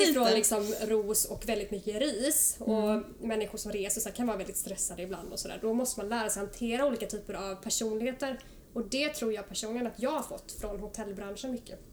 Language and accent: Swedish; Oskarshamn, Kalmar County, Sweden; now in Stockholm, Sweden; jag är från Oskarshamn, Småland och har bott här uppe i Stockholm nu i snart 9-10 år